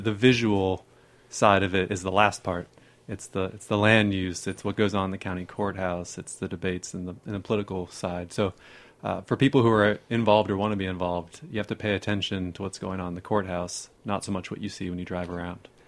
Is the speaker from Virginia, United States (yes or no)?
yes; Northern Virginia, United States; now in Texas, United States; I grew up near the Smithsonian